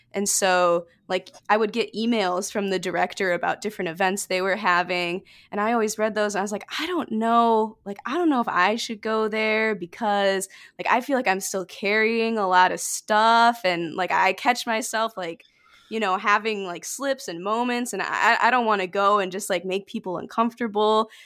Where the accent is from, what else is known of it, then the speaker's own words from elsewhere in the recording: about an hour from Detroit, rural Michigan, United States; I'm about an hour out from Detroit